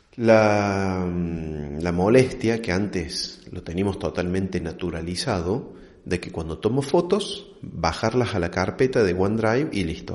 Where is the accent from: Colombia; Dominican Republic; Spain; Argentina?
Argentina; como buen argentino